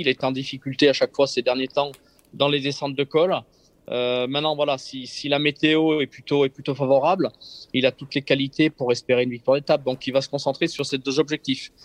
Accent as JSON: {"language": "French", "town": "Briançon", "region": "Provence-Alpes-Côte d'Azur", "country": "France", "tie": "born or raised there", "moved": "yes", "lives_now": "Savoie, France", "said": "je suis né à Briançon dans les Hautes-Alpes"}